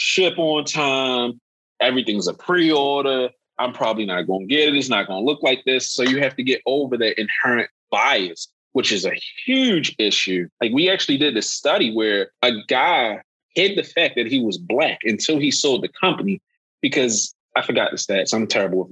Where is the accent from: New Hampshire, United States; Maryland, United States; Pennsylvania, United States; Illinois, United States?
Maryland, United States; Baltimore; I am from Baltimore.